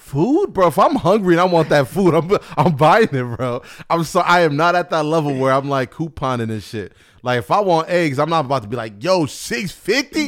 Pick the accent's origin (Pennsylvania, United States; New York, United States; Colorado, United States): New York, United States; Buffalo; moved away as an adult; now in Oregon, United States; I'm from Buffalo